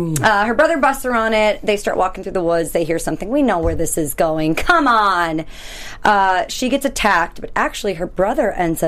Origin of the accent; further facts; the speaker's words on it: Wisconsin, United States; So Guys, we're in Wisconsin, my home state. Technically, in Wisconsin, my home state.